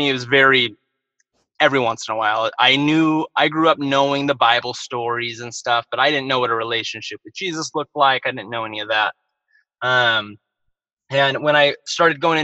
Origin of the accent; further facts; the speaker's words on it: Bakersfield, California, United States; I was born and raised in Bakersfield, California